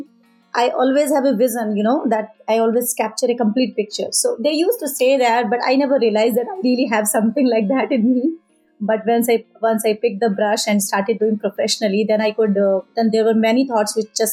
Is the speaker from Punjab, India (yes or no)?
no; Auraiya, Uttar Pradesh, India; moved away; I am from India, from a small town, Auraya. It's in Uttar Pradesh. There I learned a little bit of art as a part of my education in my childhood.